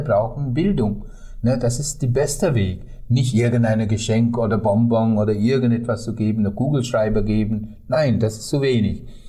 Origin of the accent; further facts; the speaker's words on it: Sri Lanka; German is a second language; meine Heimat